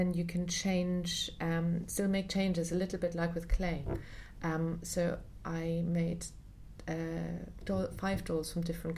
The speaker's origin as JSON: {"language": "English", "town": "Munich", "region": "Bavaria", "country": "Germany", "tie": "born or raised there", "moved": "yes", "said": "I grew up in Munich"}